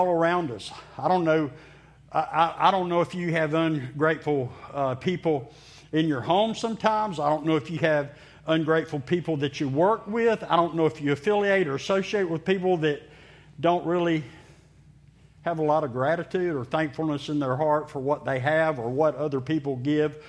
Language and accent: English; Meridian, Mississippi, United States; I grew up in Mississippi, in Meridian, Mississippi